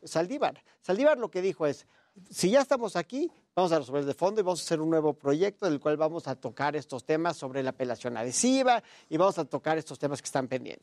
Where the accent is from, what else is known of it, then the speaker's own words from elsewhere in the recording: Mexico; me congratulo como mexicano